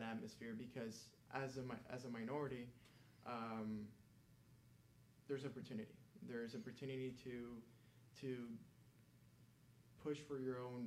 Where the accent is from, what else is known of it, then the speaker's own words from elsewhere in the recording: Miami, Florida, United States; first language Spanish; English is a second language; My first language is Spanish. And even though I was born in the U.S., grew up in Miami